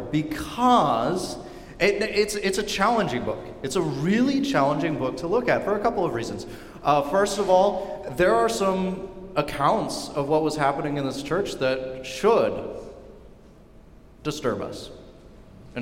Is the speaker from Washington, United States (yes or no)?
yes; Seattle, Washington, United States; also born or lived in Pullman, Washington; Church that I grew up at down in Seattle